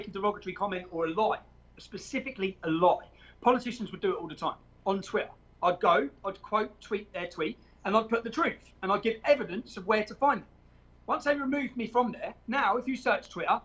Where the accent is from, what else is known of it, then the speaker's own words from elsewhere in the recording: Luton, East of England, United Kingdom; Luton, my hometown